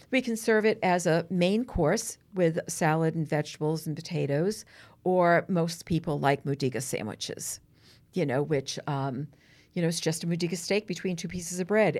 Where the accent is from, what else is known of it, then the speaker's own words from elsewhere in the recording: Gloucester, Massachusetts, United States; I grew up on Granite Street in Gloucester, very Italian Jewish neighborhood